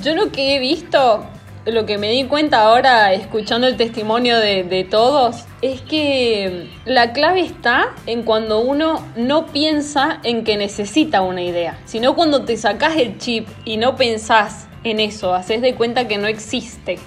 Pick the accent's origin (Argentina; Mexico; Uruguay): Argentina; como buena argentina que soy